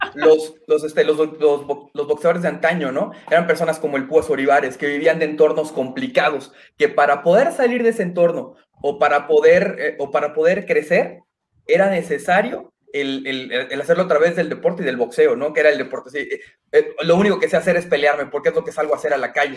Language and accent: Spanish; Mexico; nuestras reuniones como mexicanos son prácticamente a la comida